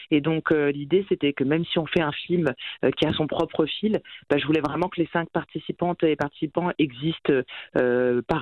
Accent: France; Moi, je suis née sous X en France, donc je ne suis pas adoptée à l'international

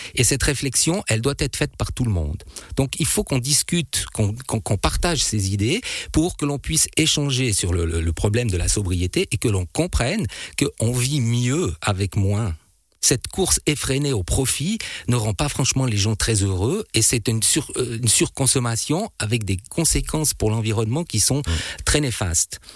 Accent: Switzerland; chez nous en Suisse

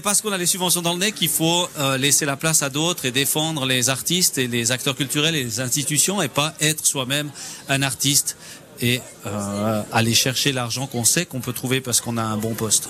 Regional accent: Fully, Valais, Switzerland; je viens de Fuyon

